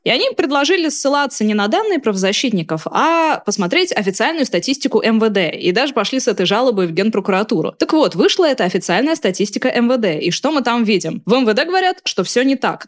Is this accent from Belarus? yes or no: no; Astrakhan, Astrakhan Oblast, Russia; moved away; я родом из Астрахани